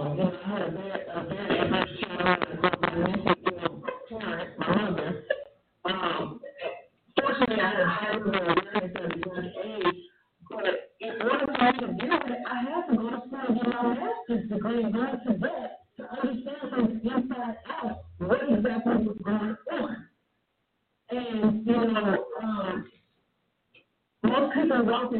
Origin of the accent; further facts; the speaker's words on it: Chicago, Illinois, United States; I'm from Chicago